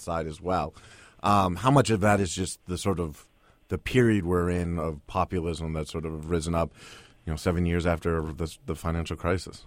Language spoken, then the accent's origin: English; Boston, Massachusetts, United States; moved away; I grew up in Boston